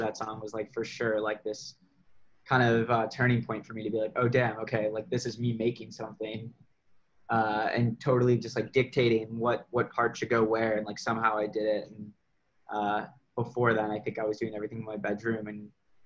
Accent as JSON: {"language": "English", "town": "Chicago", "region": "Illinois", "country": "United States", "moved": "yes", "said": "I'm originally from Chicago"}